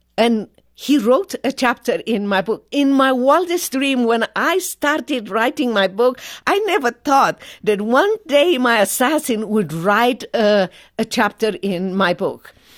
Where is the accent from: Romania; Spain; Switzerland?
Romania; English is a second language; moved away as an adult; now in United States